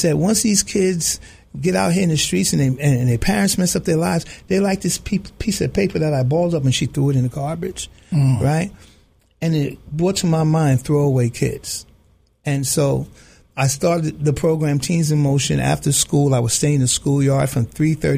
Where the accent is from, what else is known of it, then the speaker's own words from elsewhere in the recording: New York City, New York, United States; I grew up in the South Bronx. I grew up in the projects.